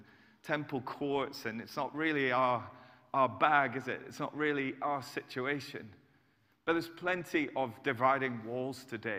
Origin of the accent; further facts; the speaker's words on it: United Kingdom; I'm British